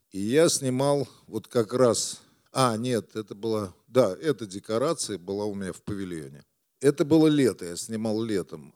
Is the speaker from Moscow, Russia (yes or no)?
yes; Moscow, Russia; Это было на Красный Пресне, бараки. Я, кстати, их тоже помню, потому что когда я родился, мы а, с папой, они жили там какое-то время, лет до пяти мы жили